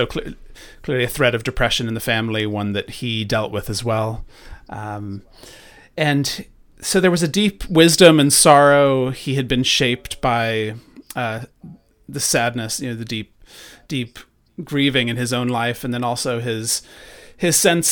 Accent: Ireland; born there; I was born in Ireland, and when they were, you know, here, spreading sort of evangelicalism to, you know, Catholics here in Ireland

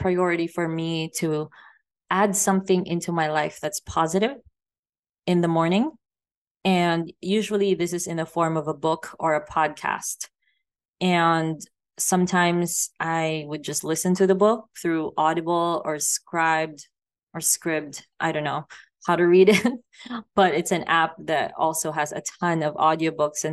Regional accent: Philippines; also born or lived in Thailand / Vancouver Island, Canada / Las Vegas, United States; now in Mexico; I grew up in the Philippines

